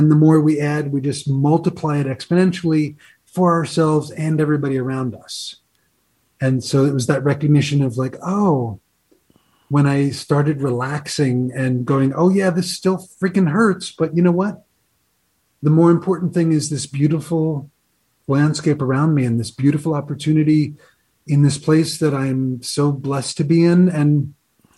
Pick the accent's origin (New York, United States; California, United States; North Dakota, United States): New York, United States; moved away as an adult; I'm from New York originally